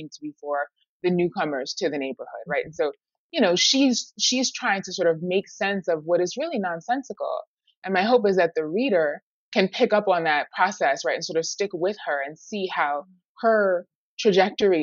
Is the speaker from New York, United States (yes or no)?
yes; New York City, New York, United States; Harlem, for me, you know, it's my hometown.